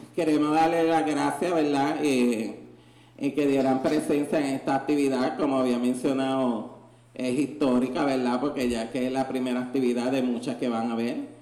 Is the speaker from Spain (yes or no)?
no; Ponce, Puerto Rico; now in San Juan, Puerto Rico; soy de la ciudad nacida y criada de Ponce eh, de Ponce fue que vine a invadir la bandera acá, como decimos, a San Juan